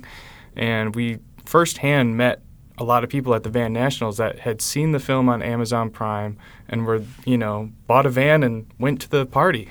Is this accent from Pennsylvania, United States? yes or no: no; West Michigan and Chicago, United States; growing up in West Michigan and Chicago